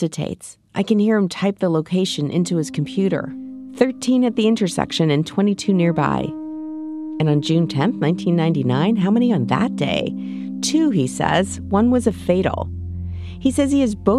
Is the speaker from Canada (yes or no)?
yes; Winnipeg, Manitoba, Canada; now in San Diego, United States; Winnipeg, my hometown